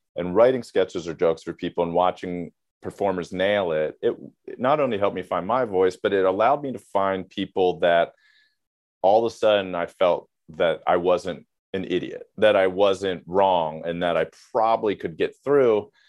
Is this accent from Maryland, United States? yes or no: yes; Maryland, United States; I grew up in Maryland